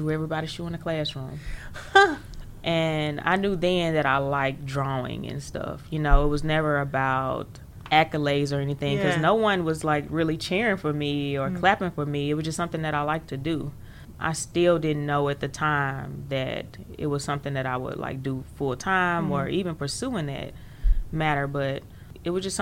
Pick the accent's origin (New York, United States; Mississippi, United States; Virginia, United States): Mississippi, United States; Jackson; I actually grew up right here in Jackson, in this very area, downtown Jackson, really close to Ferris Street